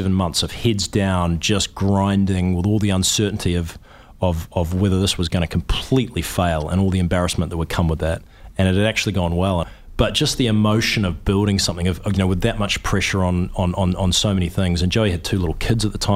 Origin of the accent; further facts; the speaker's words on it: New Zealand; moved away as an adult; I'm a New Zealander.